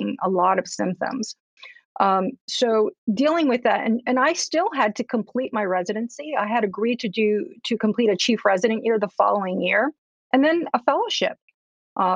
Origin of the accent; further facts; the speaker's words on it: Newark, New Jersey, United States; also born or lived in Cuba; I'm an immigrant to this country. I grew up in Newark, New Jersey